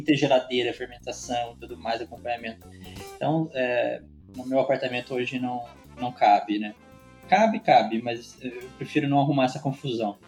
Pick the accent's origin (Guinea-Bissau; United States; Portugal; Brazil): Brazil; Araras, São Paulo; also born or lived in São Carlos; sou paulista, sou natural de Araras, que é pertinho aí de Campinas